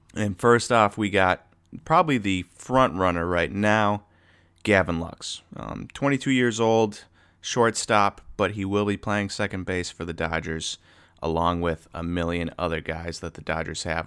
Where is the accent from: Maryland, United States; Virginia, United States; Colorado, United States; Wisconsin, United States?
Wisconsin, United States; we're from Wisconsin